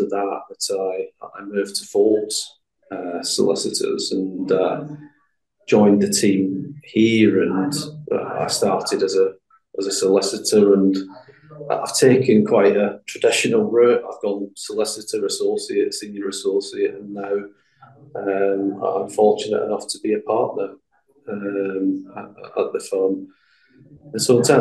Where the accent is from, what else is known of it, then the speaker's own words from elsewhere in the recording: Glasgow, Scotland, United Kingdom; I come from Glasgow originally, a place in the east end of Glasgow